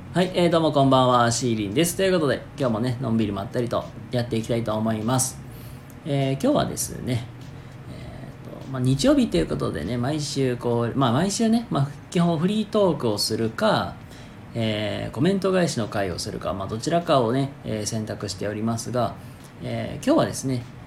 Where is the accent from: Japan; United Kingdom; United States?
Japan; Hyogo; 僕の地元兵庫県